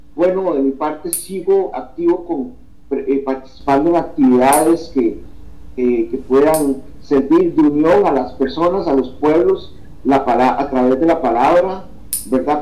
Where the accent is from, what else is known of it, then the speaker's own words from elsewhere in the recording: Costa Rica; una publicación ya de acá que hice en mi país de mis primeros dos poemarios, eh, Retratos y El hombre mundano, que se publicó un año después, en el 2014, en la Feria del Libro de San José